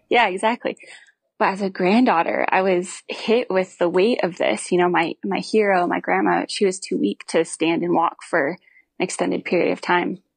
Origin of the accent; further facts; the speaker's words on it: Missoula, Montana, United States; I grew up in Missoula, Montana